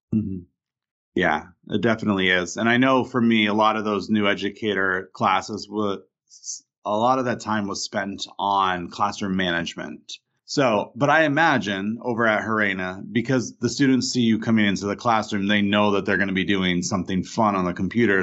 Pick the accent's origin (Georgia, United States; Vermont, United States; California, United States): Vermont, United States; I didn't get as much of that growing up in Vermont